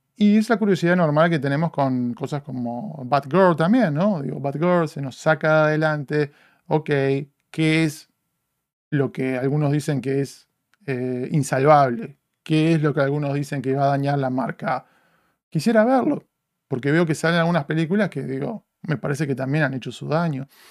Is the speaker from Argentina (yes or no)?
no; Uruguay; now in Los Angeles, United States; me retrotrae a mi infancia, a crecer en Uruguay